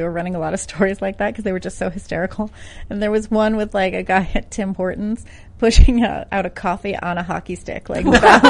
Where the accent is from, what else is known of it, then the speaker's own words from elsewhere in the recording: New Jersey, United States; My grandparents were born in Little Italy. My mom was born in Brooklyn. I was born in Jersey because my parents were in law school there.